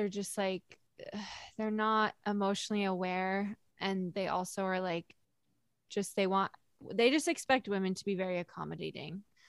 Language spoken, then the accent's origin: English; Connecticut, United States; I'm from Connecticut